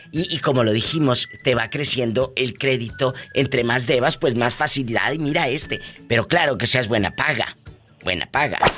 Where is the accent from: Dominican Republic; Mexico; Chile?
Mexico; now in United States; cuando uno como mexicano o como latino sacamos cosas fiadas, porque es cultural.